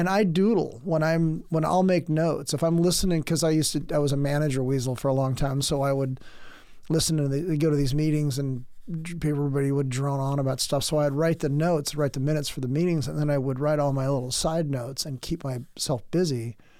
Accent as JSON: {"language": "English", "town": "San Diego", "region": "California", "country": "United States", "moved": "as an adult", "lives_now": "Oregon, United States", "said": "By the time I got out of the military and came to Oregon, because uh, I'm from San Diego"}